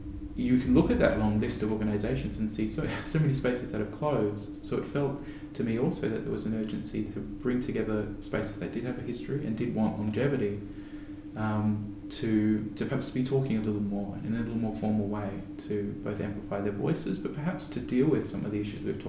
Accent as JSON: {"language": "English", "region": "Queensland", "country": "Australia", "tie": "born or raised there", "said": "My experience growing up in Queensland as an artist"}